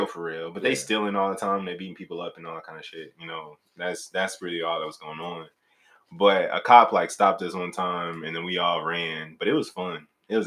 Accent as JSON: {"language": "English", "town": "Maywood", "region": "Illinois", "country": "United States", "moved": "yes", "said": "I'm originally from Maywood, Illinois"}